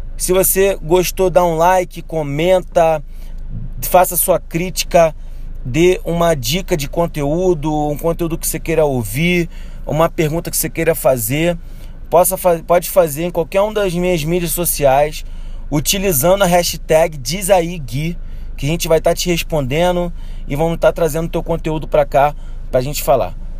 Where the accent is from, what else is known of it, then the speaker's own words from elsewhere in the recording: Rio de Janeiro, Brazil; eu sou do Rio de Janeiro.